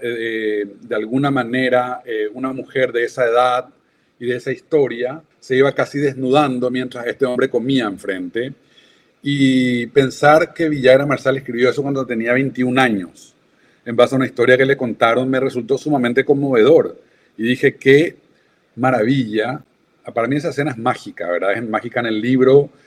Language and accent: Spanish; Paraguay; moved away; also born or lived in London